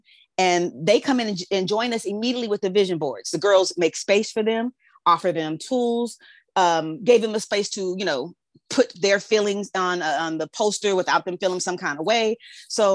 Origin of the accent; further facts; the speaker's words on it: Los Angeles, California, United States; growing up in South Central